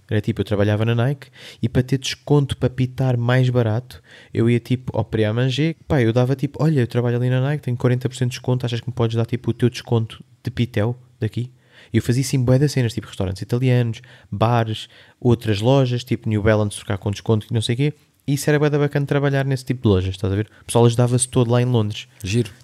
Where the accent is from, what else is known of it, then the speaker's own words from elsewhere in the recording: Linha de Sintra, Lisbon, Portugal; also born or lived in London; sou do Eiras, ali não sei o quê, então, sou da linha de Sintra